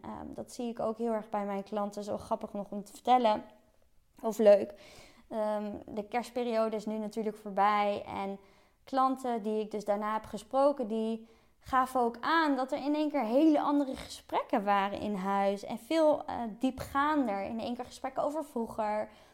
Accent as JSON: {"language": "Dutch", "town": "Gouda", "region": "South Holland", "country": "Netherlands", "also_born_or_lived": "Utrecht", "moved": "as an adult", "said": "doordat ik uit Gouda kwam"}